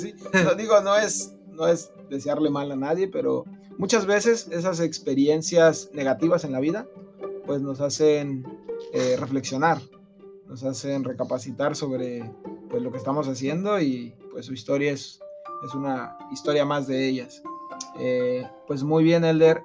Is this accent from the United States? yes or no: no; Mexico City, Mexico; moved away; yo también soy de allá de la Ciudad de México